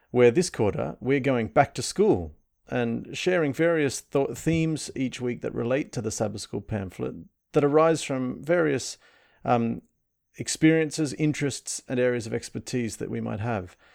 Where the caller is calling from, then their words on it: Sydney, New South Wales, Australia; So I'm … and I'm joining from Sydney.